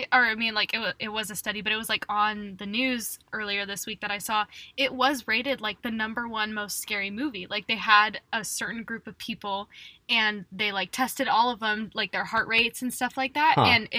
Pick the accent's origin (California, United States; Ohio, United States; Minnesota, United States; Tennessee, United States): California, United States; San Bernardino; also born or lived in Yucaipa; I'm originally from San Bernardino